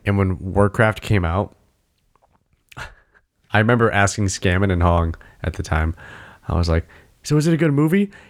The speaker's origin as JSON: {"language": "English", "region": "New England", "country": "United States", "said": "New England"}